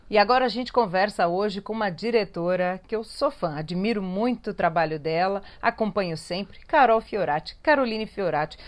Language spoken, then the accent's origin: Portuguese; São Paulo, Brazil; eu que sou paulistana